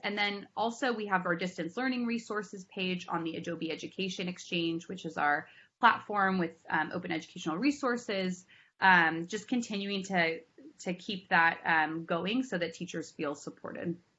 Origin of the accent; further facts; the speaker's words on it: Berkeley, California, United States; also born or lived in San Francisco; I grew up in the Bay Area, so I'm from Berkeley originally, um, but moved to San Francisco.